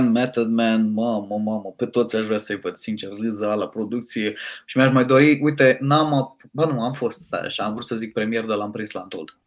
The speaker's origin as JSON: {"language": "Romanian", "region": "Moldavia", "country": "Romania", "said": "m-am ambiționat eu ca un moldovean șmecher ce sunt"}